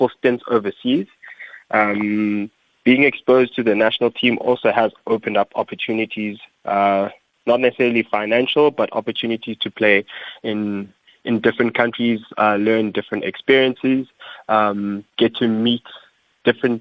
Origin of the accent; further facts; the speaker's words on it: Pietermaritzburg, KwaZulu-Natal, South Africa; also born or lived in Mthatha, Eastern Cape; I am from the Eastern Cape in a small town called Mthatha. I grew up there until grade 2. I moved across to Pietermaritzburg.